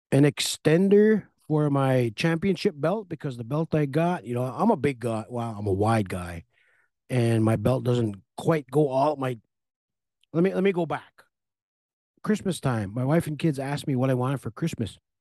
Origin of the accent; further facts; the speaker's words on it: Red Lake, Minnesota, United States; I moved up here when I was about three, four years old, so I've been here forty-two, forty-three years.